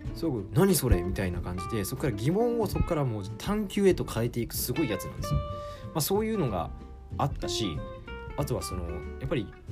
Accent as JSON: {"language": "Japanese", "region": "Hyogo", "country": "Japan", "tie": "born or raised there", "said": "地元の市議やってで兵庫県出身なので"}